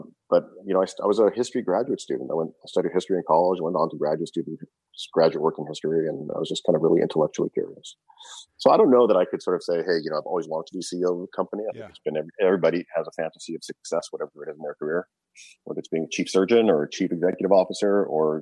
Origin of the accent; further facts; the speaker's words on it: Canada; I grew up in Canada